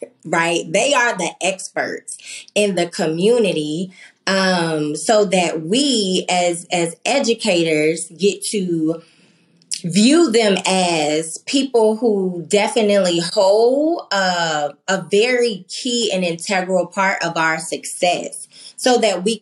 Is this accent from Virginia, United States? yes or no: yes; Norfolk, Virginia, United States; moved away; I grew up in Norfolk, Virginia, and I remember my elementary school being this just place of community and trust